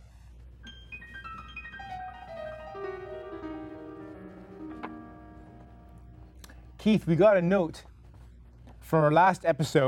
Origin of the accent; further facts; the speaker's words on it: Canada; As a Canadian